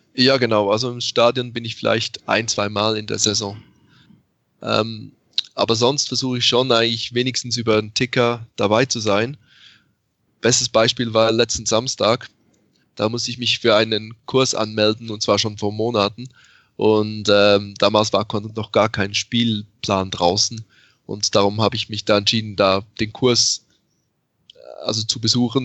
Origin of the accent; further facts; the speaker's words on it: Switzerland; ich tatsächlich in der Schweiz aufgewachsen bin